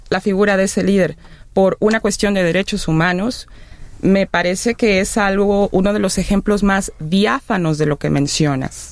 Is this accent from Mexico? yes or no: yes; Mexico; somos mexicanos, mexicanas